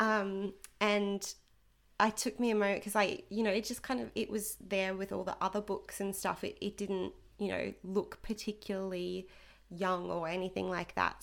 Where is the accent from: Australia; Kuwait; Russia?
Australia; Rockhampton, Queensland; we're from Rockhampton